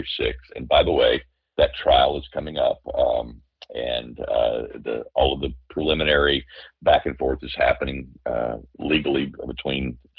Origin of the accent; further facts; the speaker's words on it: Louisiana, United States; growing up in Louisiana